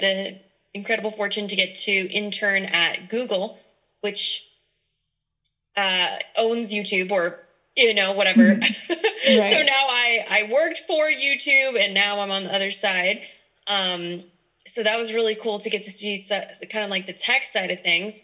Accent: Louisiana, United States; moved away; my home state, Louisiana

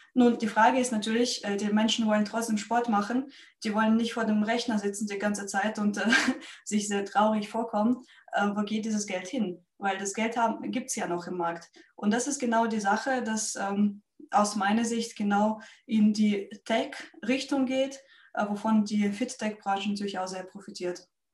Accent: Russia; moved away as an adult; now in Germany; Ich bin nämlich ursprünglich äh, Russin. Ähm, ich lebe in Deutschland seit zwölf Jahren und davor habe ich auch professionelle Leichtathletik gemacht in meinem Heimatland

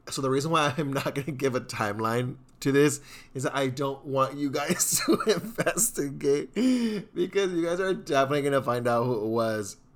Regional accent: Houston, Texas, United States; I'm from Southeast Houston.

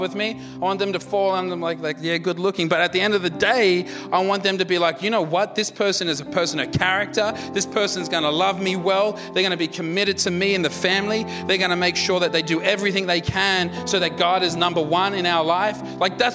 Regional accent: India; I'm an Indian

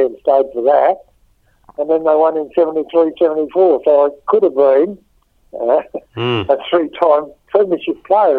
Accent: Melbourne, Victoria, Australia; born there; And actually, I was born in Melbourne.

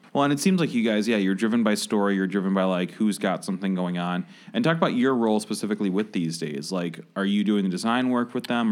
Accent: Michigan, United States; moved away; I was born in Michigan

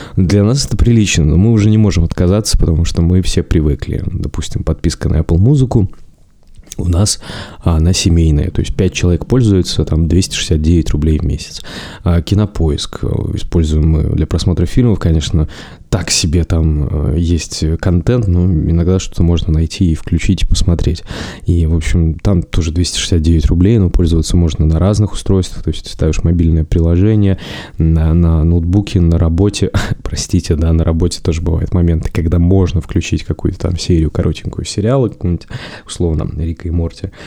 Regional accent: Chita, Zabaykalsky Krai, Russia; я сам из Читы

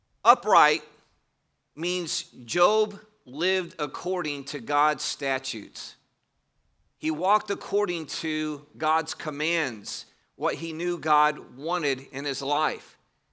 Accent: Northern United States, United States; I grew up in the North. You may hear that I don't have a Southern accent.

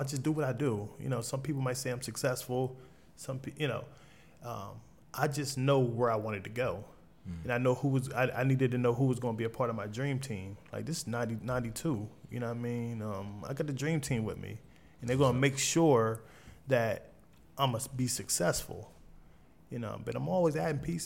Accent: Wilmington, Delaware, United States; I came from Southbridge Projects in 23rd and Jessup

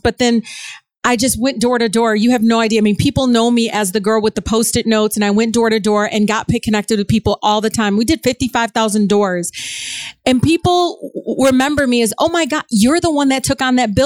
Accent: Detroit, Michigan, United States; I was born and raised in Detroit

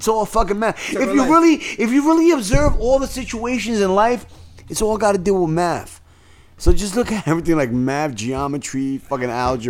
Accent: New York City, New York, United States; Yeah, to be honest, man, I'm happy I'm from the Bronx. I'm happy I was born and raised in the North Bronx on Gun Hill because you had black people on Gun Hill.

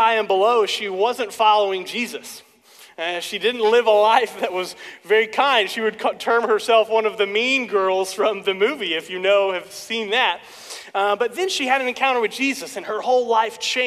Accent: Stillwater, United States; I was born and raised here in Stillwater

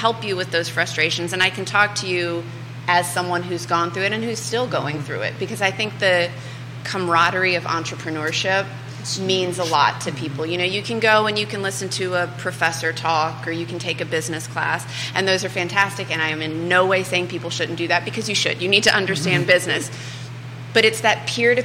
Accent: Orange, Virginia, United States; I grew up in Orange

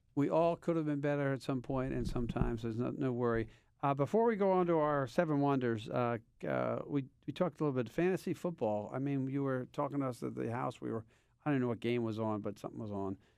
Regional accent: Philadelphia, Pennsylvania, United States; now in Boston, United States; I grew up in Philadelphia

